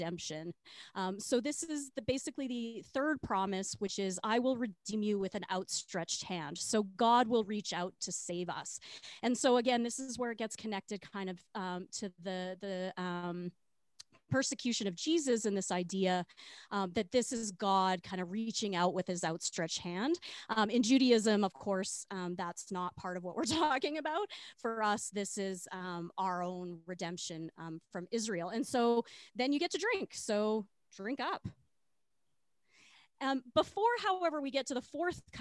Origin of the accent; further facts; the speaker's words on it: Regina, Saskatchewan, Canada; I grew up in Regina